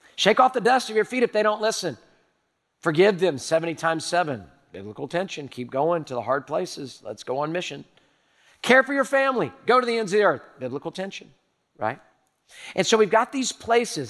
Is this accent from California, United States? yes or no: no; Houston, Texas, United States; I'm a native Houstonian. I was born in Herman Hospital in the medical center